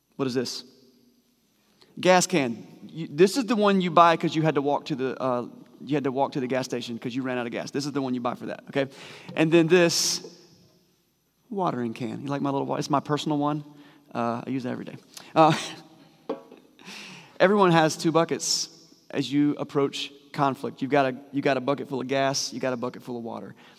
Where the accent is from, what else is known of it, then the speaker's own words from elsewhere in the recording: United States; We're gun toting Americans.